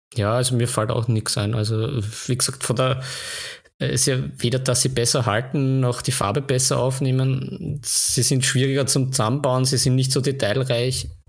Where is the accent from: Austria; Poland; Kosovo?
Austria; Vienna; bei uns in Wien